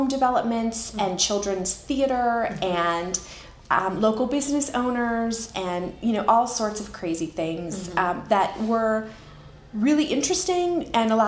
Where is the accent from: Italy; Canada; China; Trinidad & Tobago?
Canada; moved away as an adult; also born or lived in California / Oregon; now in United States; I'm Canadian originally, mm-hmm. and I moved to the U.S. with my husband